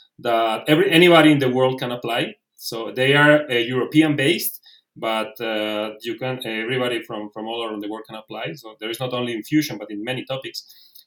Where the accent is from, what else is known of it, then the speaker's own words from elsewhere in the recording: Colombia; moved away as an adult; also born or lived in Italy / Belgium / Spain / Netherlands; I'm originally from Colombia. Then I moved to Italy